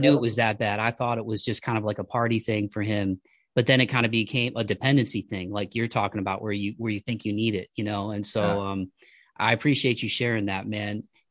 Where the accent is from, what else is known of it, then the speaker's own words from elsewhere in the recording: Toledo, Ohio, United States; we're from Toledo. So I grew up about an hour south of Detroit.